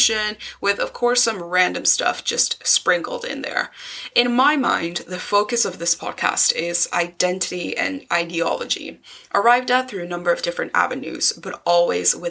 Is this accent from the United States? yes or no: no; Mexico City, Mexico; moved away as an adult; now in Scotland, United Kingdom; I was born in Mexico City and lived there for 18 years, but now I live in Scotland.